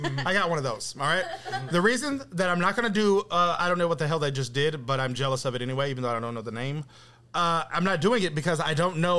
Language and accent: English; Texas, United States; I was born in Texas, man.